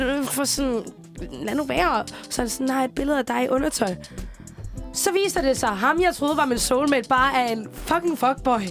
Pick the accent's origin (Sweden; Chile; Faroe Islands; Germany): Chile; now in Denmark; jeg kommer jo fra Chile, og vi en gang imellem, så skal vi besøge min familie i Chile